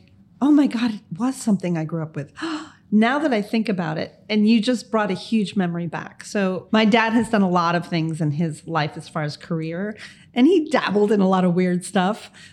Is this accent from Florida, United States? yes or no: yes; Miami, Florida, United States; I happened to be born here, lucky enough, born and raised. That's what we call ourselves when we're from Miami.